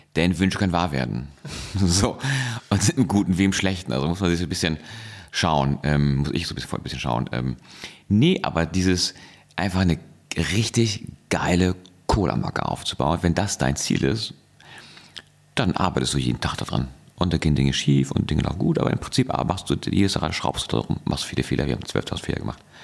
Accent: Hamburg, Germany; ich komme aus Hamburg

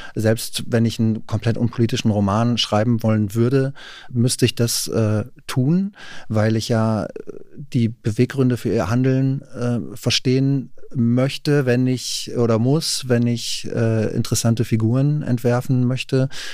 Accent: Rheine, North Rhine-Westphalia, Germany; now in Berlin, Germany; Rheine zum Beispiel, wo ich herkomme

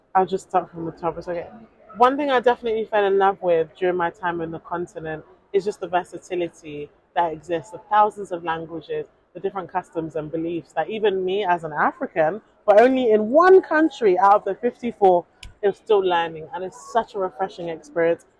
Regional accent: United Kingdom; also born or lived in Nigeria; I am a British Nigerian journalist

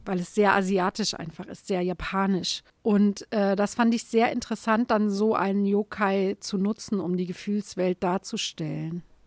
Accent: Saarland, Germany; im Saarland die Häuser zu sehen, wo ich herkomme

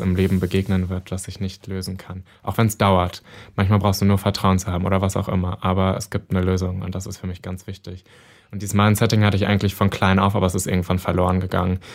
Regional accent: North Rhine-Westphalia, Germany; now in Berlin, Germany; in NRW in der Nähe meiner Heimatstadt

